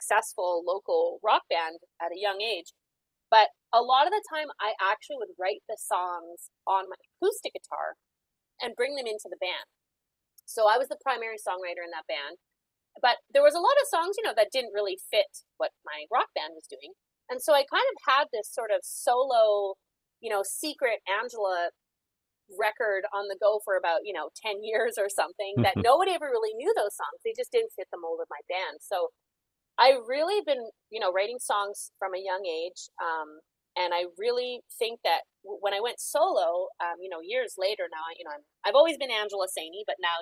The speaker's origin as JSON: {"language": "English", "town": "Calgary", "region": "Alberta", "country": "Canada", "moved": "yes", "lives_now": "Toronto, Canada", "said": "So I'm originally from the Prairies. So I'm from Calgary, Alberta."}